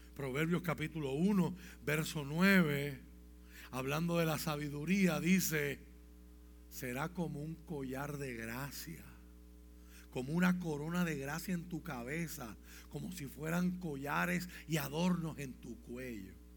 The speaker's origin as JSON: {"language": "Spanish", "country": "Puerto Rico", "said": "aquí tenemos un reto como puertorriqueño"}